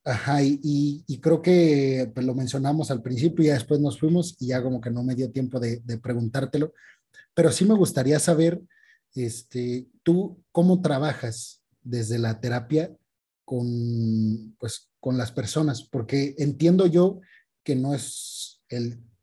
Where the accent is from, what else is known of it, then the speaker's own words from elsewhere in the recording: Mexico; como mexicanos